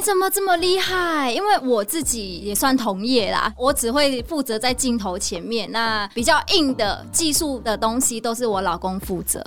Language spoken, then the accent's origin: Chinese; Vietnam; Chinese is a second language; moved away as an adult; now in Taiwan; 我是越南人，来台湾的时候，我完全不会华语，不会普通话